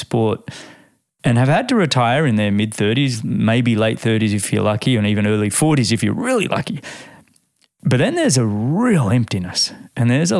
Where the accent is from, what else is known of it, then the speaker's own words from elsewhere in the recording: Australia; being an Australian